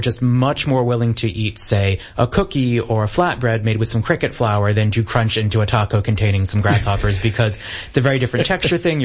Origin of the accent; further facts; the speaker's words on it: Maine, United States; moved away; I'm originally from Maine in the United States